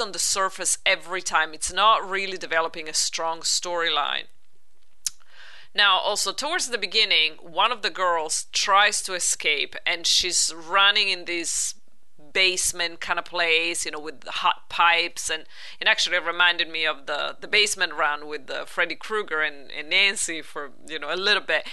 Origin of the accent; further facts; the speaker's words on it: Italy; moved away; growing up in Italy